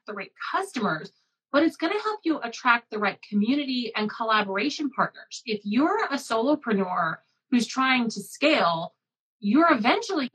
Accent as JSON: {"language": "English", "region": "Midwest", "country": "United States", "tie": "born or raised there", "said": "I grew up in the Midwest"}